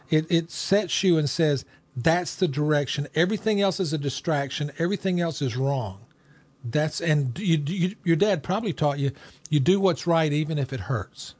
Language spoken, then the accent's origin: English; Rome, Georgia, United States; my hometown. This is where I live